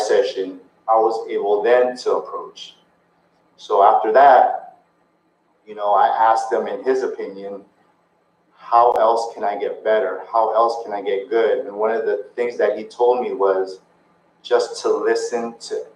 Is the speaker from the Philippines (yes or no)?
yes; Philippines; I'm Filipino.